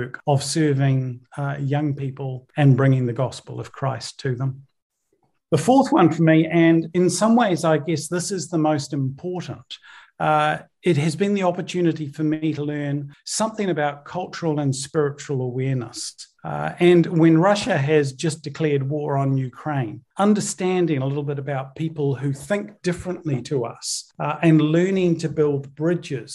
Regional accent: New Zealand; born or raised there; also born or lived in Northern Ireland

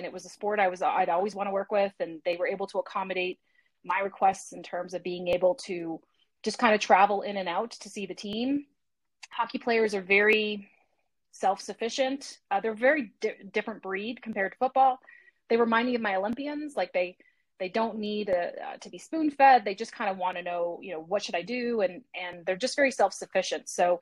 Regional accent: Canada; now in Chicago, United States; As a native Canadian, I'm dual citizen, but I'm a native Canadian, so I'm Canadian American.

